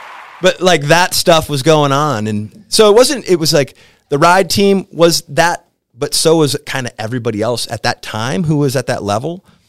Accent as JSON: {"language": "English", "region": "Wisconsin", "country": "United States", "lives_now": "Gothenburg, Sweden", "said": "I'm from Wisconsin, and now I'm in Gothenburg, and there's 60,000 people screaming about me."}